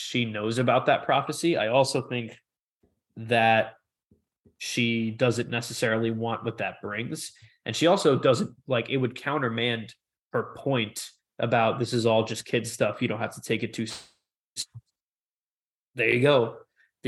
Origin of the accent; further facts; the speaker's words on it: New York City, New York, United States; I'm a New Yorker. I'm not from Manhattan. I'm from one of the other boroughs